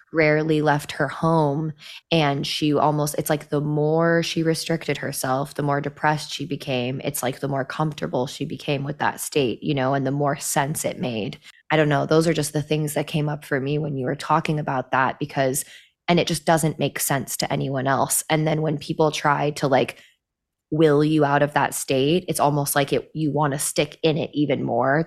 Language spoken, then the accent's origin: English; Midwest, United States; I grew up in the Midwest